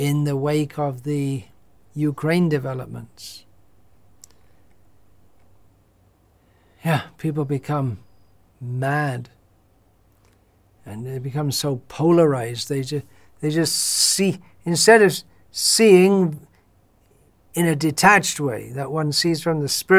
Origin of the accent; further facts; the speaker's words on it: United Kingdom; moved away; growing up in Britain in the 1960s and 70s